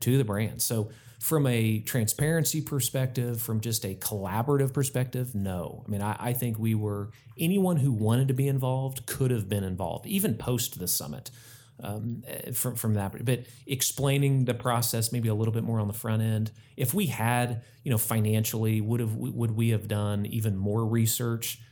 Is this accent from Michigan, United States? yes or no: no; Tulsa, Oklahoma, United States; I grew up in Tulsa